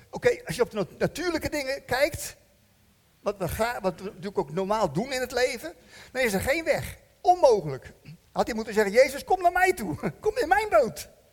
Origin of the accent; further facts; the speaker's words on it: Netherlands; We zijn Hollanders